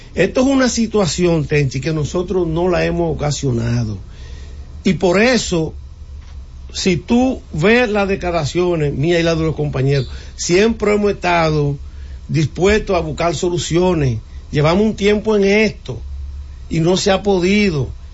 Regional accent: Puñal, Santiago, Dominican Republic; yo que soy de Santiago, de Puñal Santiago

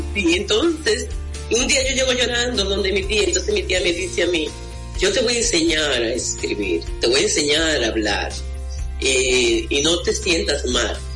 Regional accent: Mao, Valverde, Dominican Republic; mi pueblo, en Valverde Mam

